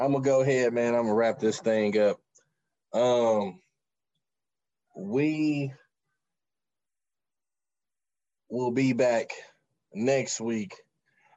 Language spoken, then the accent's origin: English; Chicago, Illinois, United States; moved away; I'm from Chicago. I lived there when this was happening